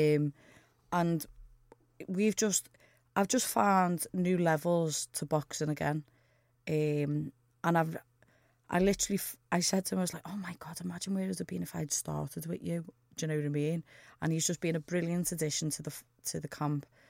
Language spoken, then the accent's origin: English; Liverpool, North West England, United Kingdom; I'm from Norris Green